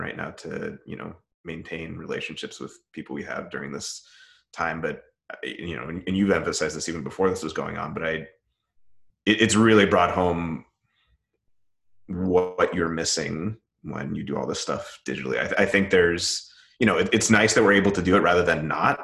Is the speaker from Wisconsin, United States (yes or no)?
no; Southern California, United States; moved away; I grew up mostly in Southern California